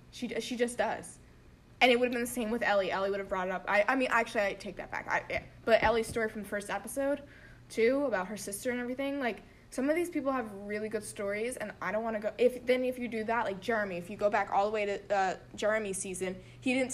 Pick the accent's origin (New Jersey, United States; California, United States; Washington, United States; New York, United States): New Jersey, United States; Cherry Hill; And I'm from Cherry Hill, New Jersey.